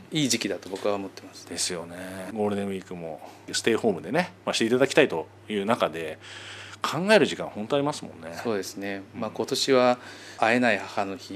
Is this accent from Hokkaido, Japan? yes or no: no; Hamamatsu, Shizuoka, Japan; 浜松出身なんで